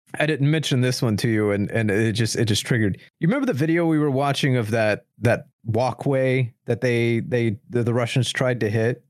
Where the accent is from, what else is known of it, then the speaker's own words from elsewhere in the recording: United States; as an American